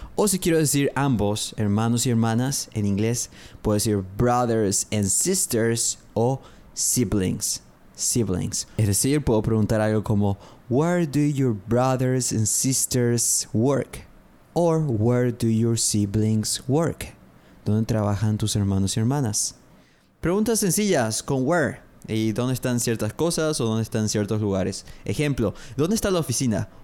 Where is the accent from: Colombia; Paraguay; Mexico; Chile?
Paraguay; Soy de Paraguay. I'm from Paraguay.